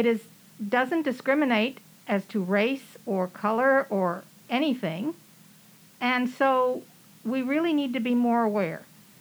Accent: San Antonio, Texas, United States; moved away as an adult; also born or lived in Houston / Austin; I moved here from Houston, but I was born and raised in San Antonio.

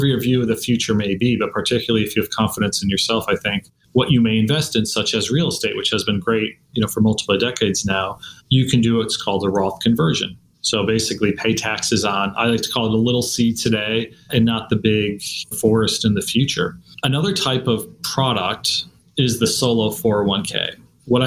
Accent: Scranton, Pennsylvania, United States; now in Texas, United States; I'm a simple kid growing up in Scranton, Pennsylvania

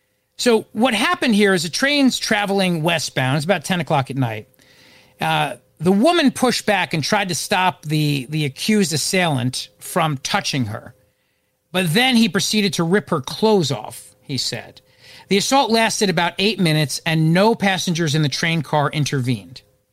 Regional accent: Philadelphia, Pennsylvania, United States; My hometown of Philadelphia

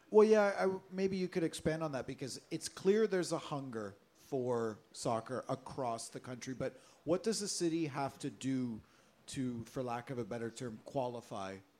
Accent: Oshawa, Ontario, Canada; my hometown of Oshawa

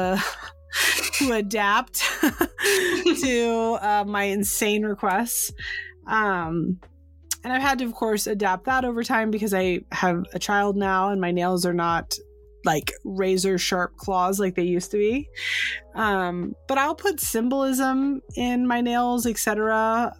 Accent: San Francisco, California, United States; moved away; I'm from San Francisco originally

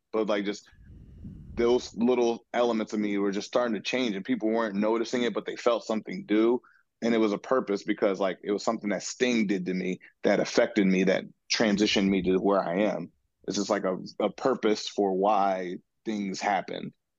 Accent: Seattle, Washington, United States; being in my hometown and my city

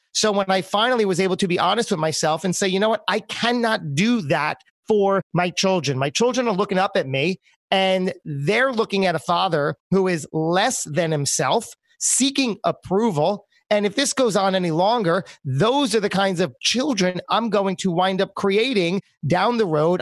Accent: New Jersey, United States; moved away as an adult; also born or lived in New York City; my home state of New Jersey

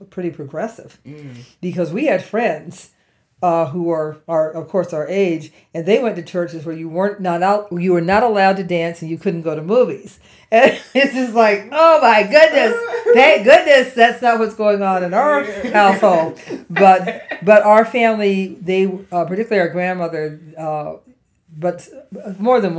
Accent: Cleveland, Ohio, United States; I grew up in Cleveland, Ohio

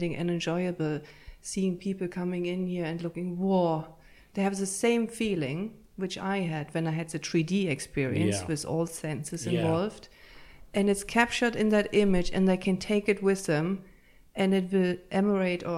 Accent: Berlin, Germany; moved away as an adult; also born or lived in Münster, Germany; now in Ireland; grew up in Berlin in a big tower.

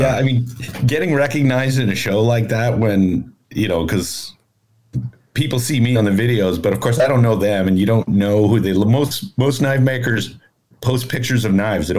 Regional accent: Canada; we're both Canadian

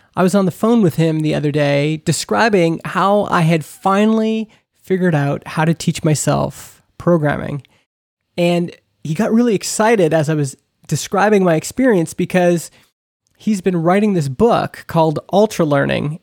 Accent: Canada; we're both from Canada.

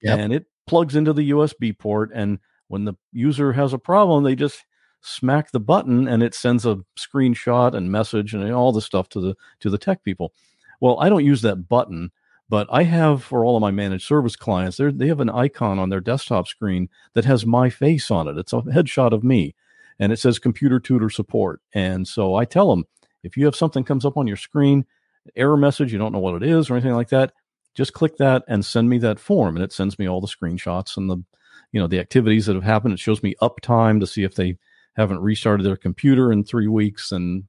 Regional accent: Ohio, United States; born there; also born or lived in Maine; now in Florida, United States; Well, I was born in Ohio. I from Ohio to Florida to Maine, now back to Florida.

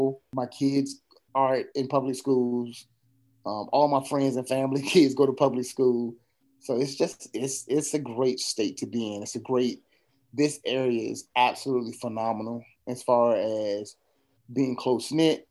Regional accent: Virginia, United States; moved away as an adult; now in New Bern, United States; I'm from Virginia. So living here is still fairly new to me

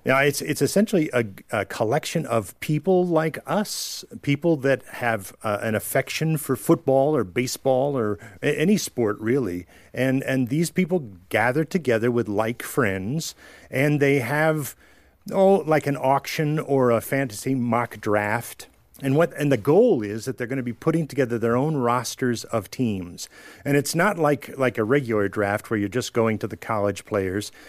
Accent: New York, United States; I was from New York

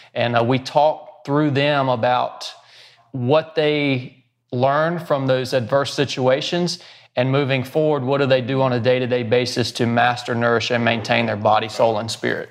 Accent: North Georgia, United States; I was born and raised in North Georgia

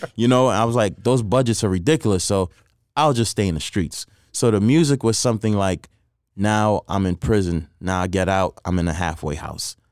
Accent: New York City, New York, United States; moved away as an adult; also born or lived in Trinidad; now in Las Vegas, United States; growing up in Queens

